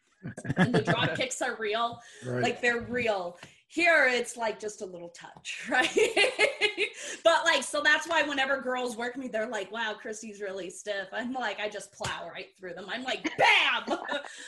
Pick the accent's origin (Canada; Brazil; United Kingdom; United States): Brazil; I am really from Brazil